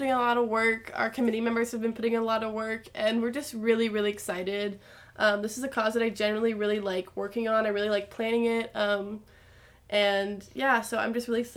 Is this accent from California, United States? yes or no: no; Colorado, United States; I'm from Colorado, so winters are very different for me